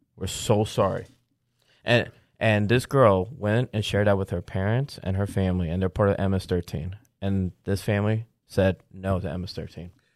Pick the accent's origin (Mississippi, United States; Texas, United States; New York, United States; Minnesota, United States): New York, United States; as a New Yorker